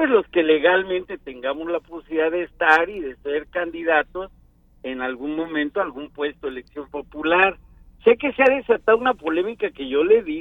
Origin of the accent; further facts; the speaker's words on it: Veracruz, Mexico; porque somos mexicanos, somos los veracruzanos patriotas, pero también somos zacatecanos, más, ahí nos unifica